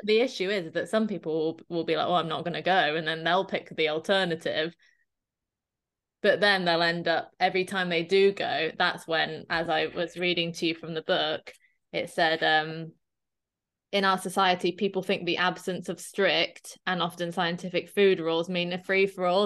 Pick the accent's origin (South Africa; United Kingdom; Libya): United Kingdom; Dorset, South West England; I'm from Dorset, so I represent Dorset Dairy